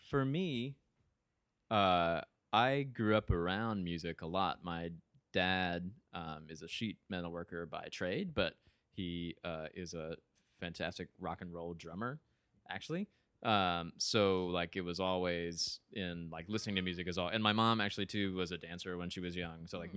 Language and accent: English; Ringgold, Georgia, United States; moved away as an adult; now in Evanston, United States; from a small town right outside of Chattanooga, Tennessee, called Ringgold, Georgia